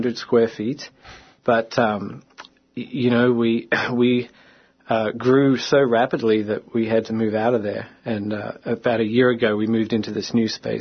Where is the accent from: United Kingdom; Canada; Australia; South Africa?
Australia; moved away as an adult; now in Minnesota, United States; I'm not originally from Minnesota. I grew up in Australia, moved here in 2001 to be with my wife, Heather